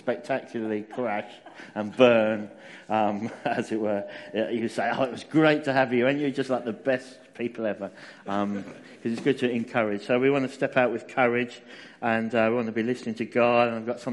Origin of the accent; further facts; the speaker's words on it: Essex, East of England, United Kingdom; I'm a southerner. That's good. So I'm originally actually from Essex